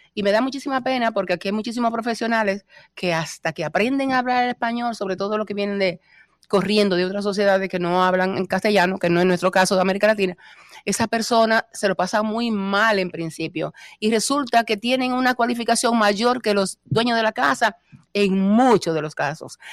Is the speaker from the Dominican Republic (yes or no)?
yes; Moca, Espaillat, Dominican Republic; moved away as an adult; also born or lived in Santo Domingo; now in Spain; el orgullo que tengo de haber nacido en Moca